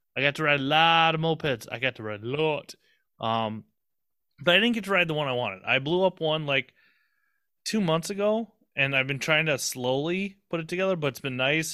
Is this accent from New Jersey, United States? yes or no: no; Minnesota, United States; I'm just a Minnesota kid